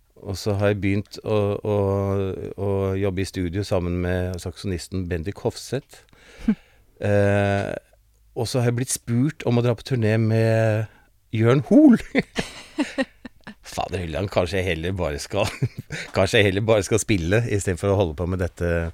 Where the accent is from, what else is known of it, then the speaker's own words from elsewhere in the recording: Oslo, Norway; Jeg vokste opp på Manglerud